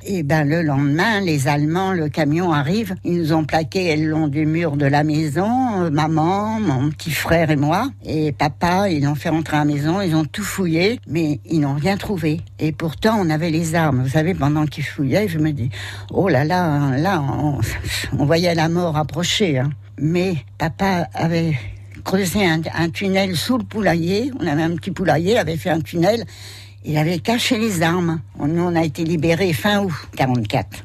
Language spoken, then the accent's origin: French; Gagny, Île-de-France, France; born or raised there; also born or lived in Pantin; now in Sainte-Hermine, France